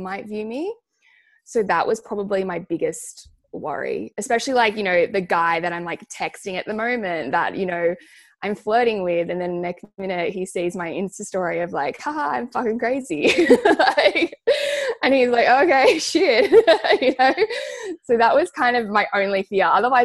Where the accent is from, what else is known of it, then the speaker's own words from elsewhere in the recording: Sydney, New South Wales, Australia; I grew up on the North Shore.